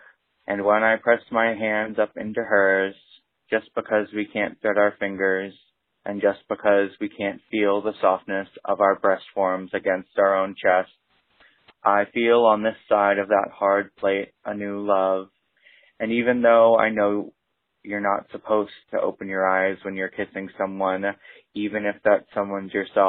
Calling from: Cleveland, Ohio, United States; I am calling from Cleveland, Ohio.

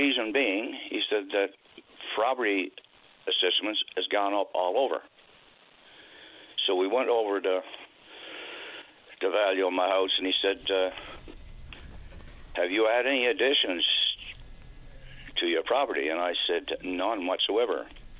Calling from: Marystown, Newfoundland and Labrador, Canada

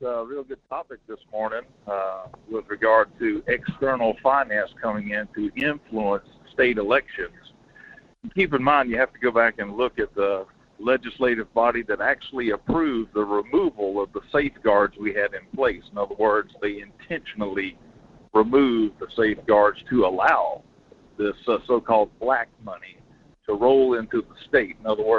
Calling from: Denali, Alaska, United States; It's … out of Denali.

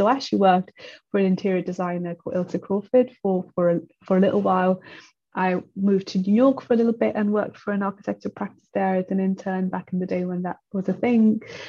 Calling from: London, United Kingdom; I am speaking from London.

